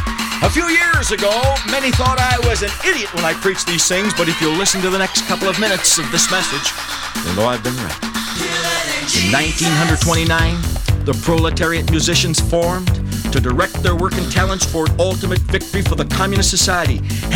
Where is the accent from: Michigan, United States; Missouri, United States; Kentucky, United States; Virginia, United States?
Michigan, United States; Detroit; The Detroit News, my hometown newspaper